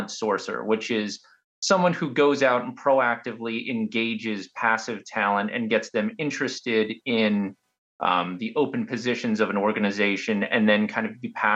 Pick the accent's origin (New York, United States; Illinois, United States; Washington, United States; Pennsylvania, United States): Pennsylvania, United States; I'm from Pennsylvania